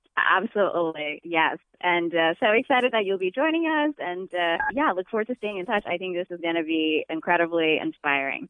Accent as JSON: {"language": "English", "country": "Ethiopia", "moved": "yes", "lives_now": "Boston, United States", "said": "I'm originally from Ethiopia. I became a citizen this past fall"}